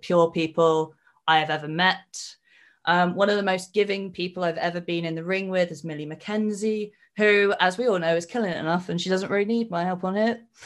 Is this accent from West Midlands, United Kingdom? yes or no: no; Cornwall, South West England, United Kingdom; I am from Cornwall, because I speak Cornish in my promos